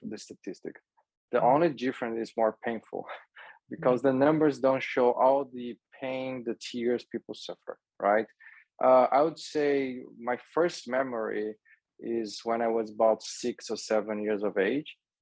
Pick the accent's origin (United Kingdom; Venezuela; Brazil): Brazil; the environment I grew up in Brazil